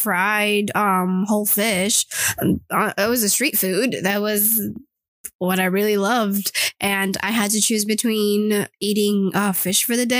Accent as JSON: {"language": "English", "country": "United States", "said": "I don't tell people I'm from the U.S. sometimes."}